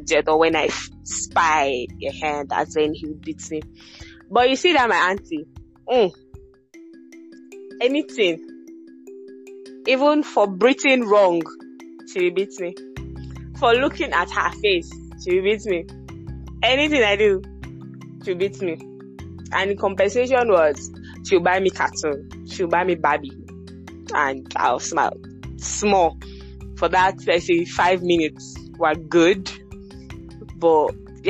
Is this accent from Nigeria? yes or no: yes; Benin City, Edo, Nigeria; I was brought up in Benin City, Edo State